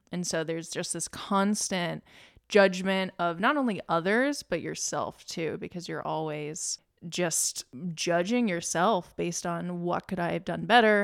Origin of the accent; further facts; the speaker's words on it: Lynchburg, Virginia, United States; also born or lived in West Coast; now in Richmond, United States; I grew up in Lynchburg, Virginia, small conservative town